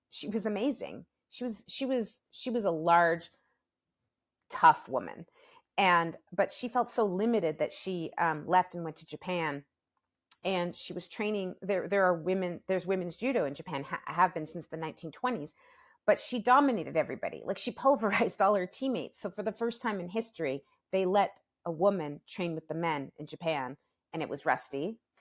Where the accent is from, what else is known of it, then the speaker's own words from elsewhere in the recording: Toronto, Ontario, Canada; My hometown, Toronto